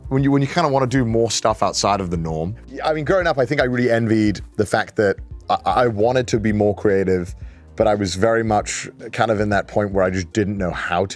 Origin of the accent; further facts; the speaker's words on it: Wales, United Kingdom; I grew up in Wales, and I went to a Welsh school, which means that I would speak Welsh all the time